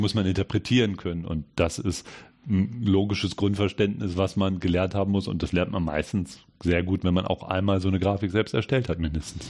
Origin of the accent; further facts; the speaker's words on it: Hanover, Lower Saxony, Germany; moved away as an adult; also born or lived in Ulm / Great Britain; Ich komme eigentlich aus Hannover